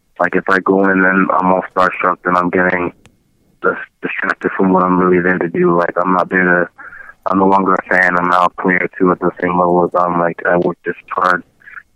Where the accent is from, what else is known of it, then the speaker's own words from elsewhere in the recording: Canada; being Canadian born, I definitely love to represent my home country